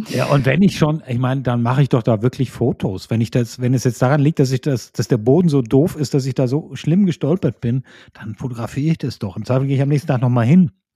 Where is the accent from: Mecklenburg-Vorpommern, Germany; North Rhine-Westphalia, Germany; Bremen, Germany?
North Rhine-Westphalia, Germany; Hilden; in Hilden, meiner Geburtsstadt